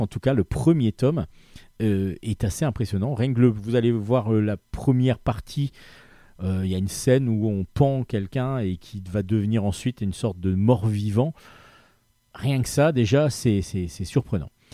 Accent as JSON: {"language": "French", "region": "Brittany", "country": "France", "also_born_or_lived": "Brest", "said": "je suis breton"}